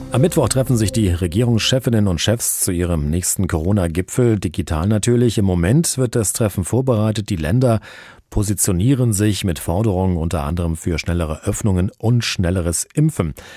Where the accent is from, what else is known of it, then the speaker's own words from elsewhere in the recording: Hesse, Germany; bei uns in Hessen